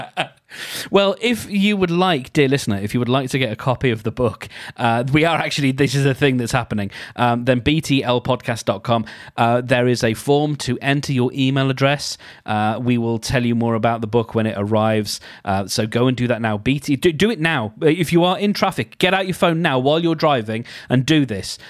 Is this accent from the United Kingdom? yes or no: yes; United Kingdom; we're British